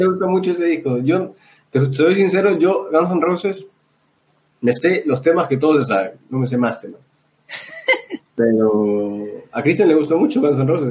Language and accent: Spanish; Lima, Peru; porque nosotros somos de San Juan de Miraflores